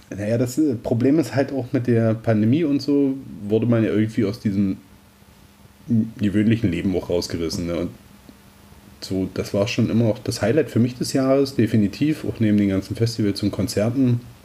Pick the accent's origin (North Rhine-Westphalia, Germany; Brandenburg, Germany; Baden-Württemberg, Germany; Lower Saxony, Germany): Brandenburg, Germany; Southern; das bei uns in Südbrandenburg noch so ein sorbischer Brauch